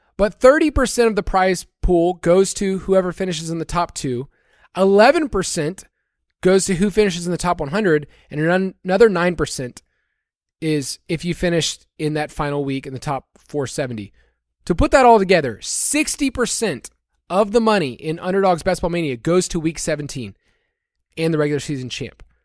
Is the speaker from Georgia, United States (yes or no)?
yes; Atlanta, Georgia, United States; moved away as an adult; growing up in the South, I lived there almost thirty-five years